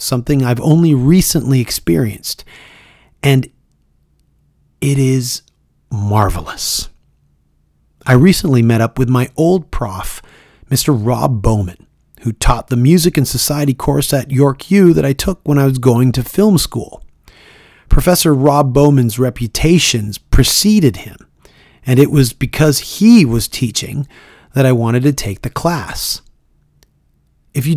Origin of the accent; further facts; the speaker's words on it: Toronto, Ontario, Canada; Toronto, Ontario, Canada, my hometown